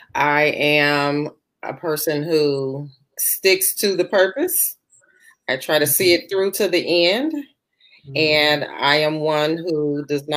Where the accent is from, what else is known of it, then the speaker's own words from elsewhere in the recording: Chicago, Illinois, United States; I'm from Chicago